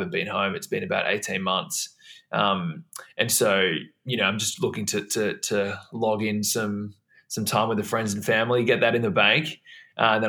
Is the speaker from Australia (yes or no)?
yes; Melbourne, Victoria, Australia; moved away as an adult; now in Los Angeles, United States; I am calling from my home in Melbourne, where I grew up